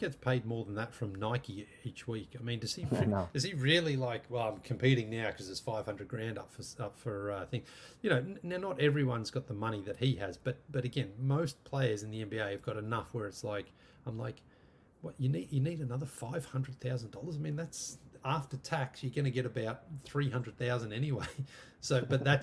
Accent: Australia; moved away as an adult; also born or lived in London / Canada / America; 12-year-old me growing up in Australia

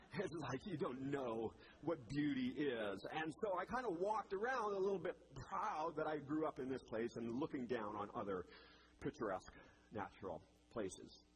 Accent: Rocky Mountains of British Columbia, Canada; now in Indiana, United States; I had the pleasure of growing up in the Rocky Mountains of British Columbia, Canada.

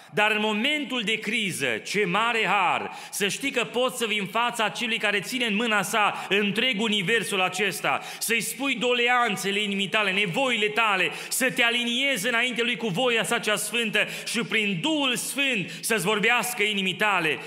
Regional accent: Romania; now in Kitchener, Canada; Ca și români, crescând în România

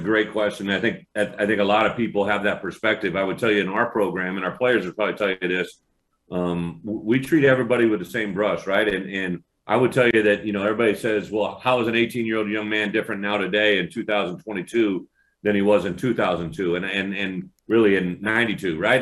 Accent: Illinois, United States; moved away as an adult; Illinois, my home state

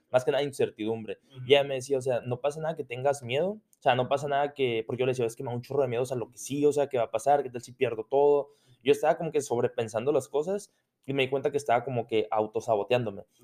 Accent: France; Spanish is a second language; Sí, ah, mira, o sea, ese momento, pero soy francés.

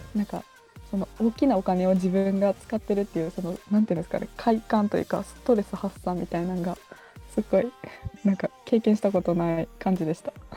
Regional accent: Kyoto, Japan; moved away as an adult; now in Osaka, Japan; 出身京都です

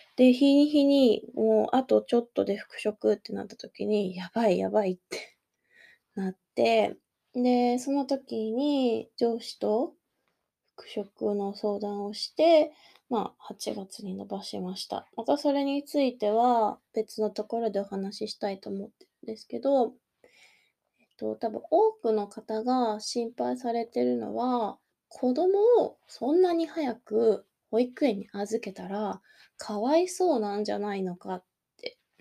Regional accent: Kanagawa, Japan; accent: standard Japanese; moved away as an adult; now in Osaka, Japan; もともと神奈川県の出身なので、本当に標準語とかしか喋れない。

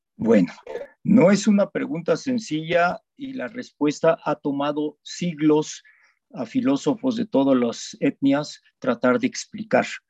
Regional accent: Mexico; nací en México, he vivido toda mi vida en México

